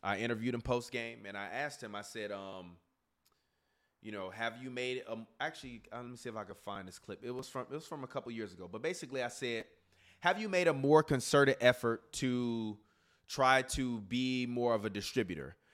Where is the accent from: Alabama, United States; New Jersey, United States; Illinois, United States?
Illinois, United States; Chicago; I'm from Chicago